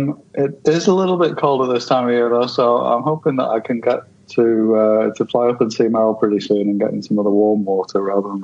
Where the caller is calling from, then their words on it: Torquay, Victoria, Australia; No, I'm in the colder part of Australia, down in the sort of southeast, I guess you'd say, in Victoria, a little surf town called Torquay in Victoria, which is closest to Melbourne.